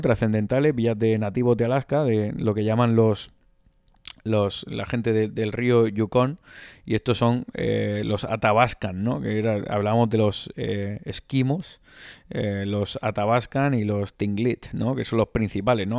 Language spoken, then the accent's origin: Spanish; Spain; Decíamos, de España